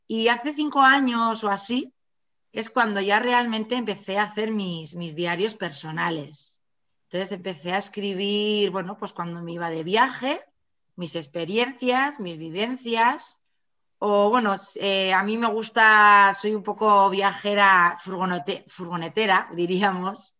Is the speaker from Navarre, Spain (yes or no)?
yes; Pamplona, Navarre, Spain; yo soy de Pamplona, de Navarra, eh, vivo, he vivido toda la, vivo aquí toda la vida